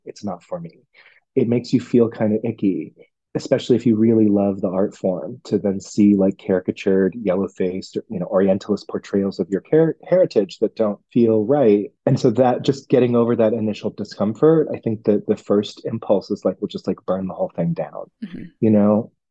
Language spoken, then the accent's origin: English; Hong Kong; moved away; I'm from Hong Kong